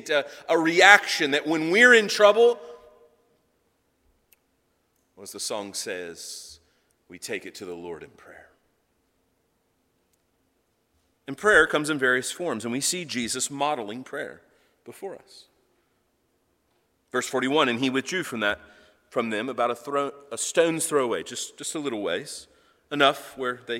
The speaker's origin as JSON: {"language": "English", "country": "United States", "said": "as American Christians, as Christians living here in America"}